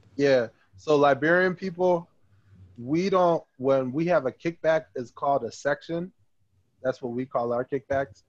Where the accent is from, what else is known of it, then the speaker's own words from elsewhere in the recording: Trenton, New Jersey, United States; I'm from Trenton